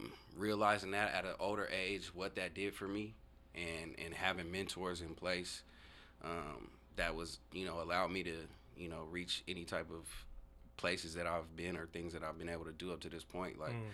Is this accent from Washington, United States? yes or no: yes; Tacoma, Washington, United States; I'm from Tacoma, so, you know, growing up in Tacoma, being in the inner city, you know, black youth growing up